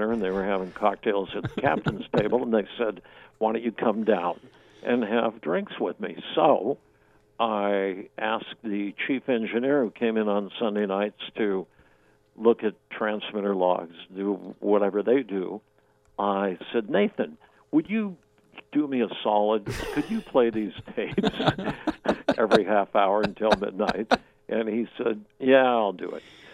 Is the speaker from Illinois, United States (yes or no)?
no; Pullman, Washington, United States; moved away as an adult; also born or lived in Spokane / Seattle; I grew up in Pullman